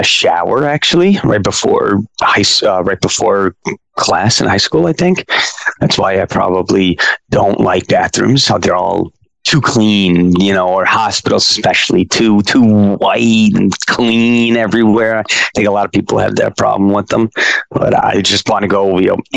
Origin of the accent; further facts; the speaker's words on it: Stamford, Connecticut, United States; moved away as an adult; also born or lived in New York City; I grew up in a couple places, I guess. But I grew up in Stamford, Connecticut